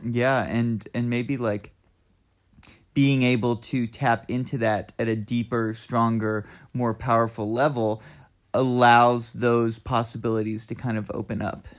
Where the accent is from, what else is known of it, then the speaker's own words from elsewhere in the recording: Southeastern Kentucky, United States; moved away as an adult; also born or lived in Boston / Oakland, California; now in Asheville, United States; I'm from Southeastern Kentucky, and I moved to Asheville in two thousand four and was here for, for college